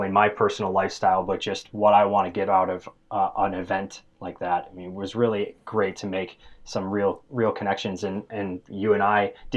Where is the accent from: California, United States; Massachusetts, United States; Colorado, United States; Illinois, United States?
Illinois, United States; Chicago; also born or lived in Ames, Iowa; I was born and raised here in Chicago